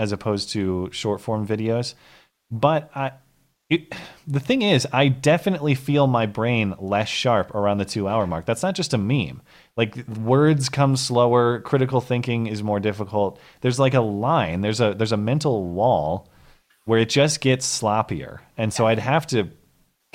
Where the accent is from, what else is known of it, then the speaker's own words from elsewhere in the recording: St. Louis Park, Minnesota, United States; moved away; I was born in 87 in St. Louis Park, Minnesota